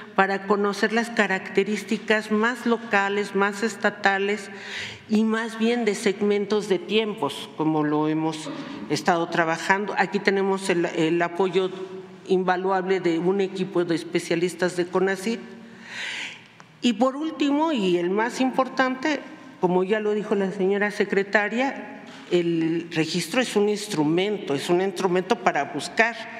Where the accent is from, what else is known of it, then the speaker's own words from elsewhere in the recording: Mexico; tengo casi 41 años en la lucha social y popular en este país, que es mi país, y junto a mi pueblo